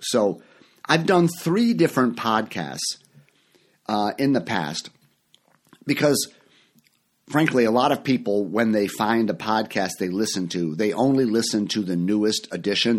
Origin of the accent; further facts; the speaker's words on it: Chicago, Illinois, United States; moved away as an adult; also born or lived in Orlando, Florida; I live in Chicago now. This is my hometown. I'm back here. I, I lived for many years in Florida.